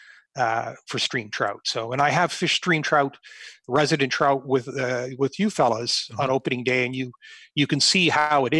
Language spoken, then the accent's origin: English; near Lake Erie, Ontario, Canada; growing up near Lake Erie